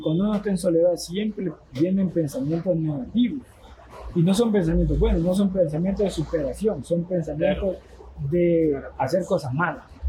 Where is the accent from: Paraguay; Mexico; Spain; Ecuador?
Ecuador; Esmeraldas; moved away; also born or lived in Quito; desde que yo salí de Esmeralda, desde que ah, me fui a Quito